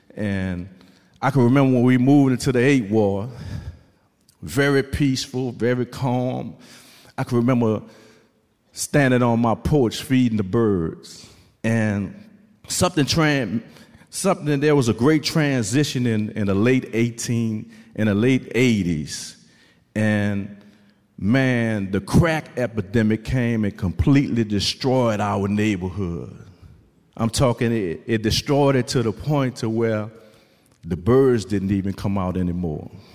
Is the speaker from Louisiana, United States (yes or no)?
yes; New Orleans, Louisiana, United States; I'm from New Orleans, Louisiana.